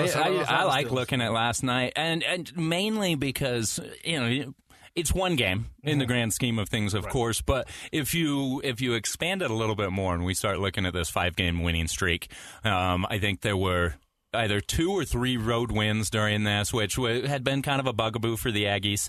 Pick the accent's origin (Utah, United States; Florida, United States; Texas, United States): Utah, United States; Cache Valley; I grew up in Cache Valley, so spent my whole life going to the Spectrum.